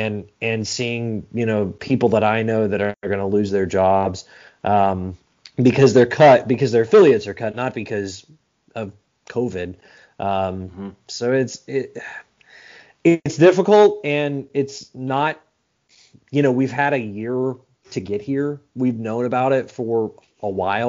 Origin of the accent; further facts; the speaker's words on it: Arlington, Texas, United States; also born or lived in Montana; now in Biloxi, United States; I grew up in Arlington, Texas. I grew up with a ballpark in Arlington 15 minutes away from my house.